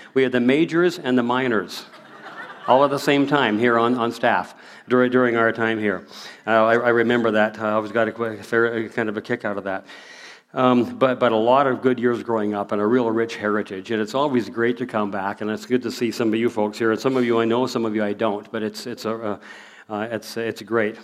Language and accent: English; Prairie, moved from Seattle, Washington, Alberta, Canada; moved away as an adult; now in Abbotsford, Canada; we moved here in 1963. I still remember the day we moved here. We moved from Seattle, Washington, up here